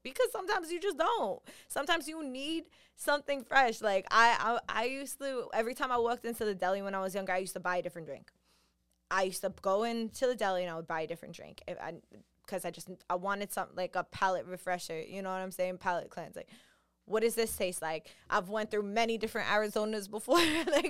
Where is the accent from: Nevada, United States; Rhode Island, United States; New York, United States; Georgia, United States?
New York, United States; Listen, I'm from New York. This is just what we do. It's what we're raised in seeing and having